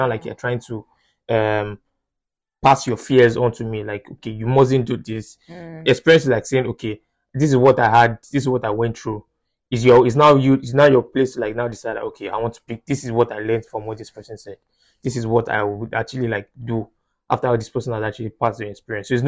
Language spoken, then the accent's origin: English; United Kingdom; I'm British